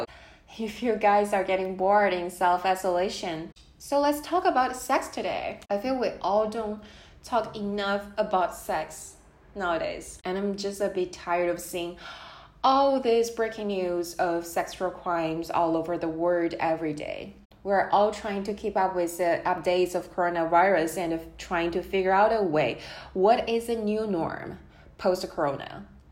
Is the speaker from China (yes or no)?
yes; China; moved away; Born and raised in China, back to the time when I was a kid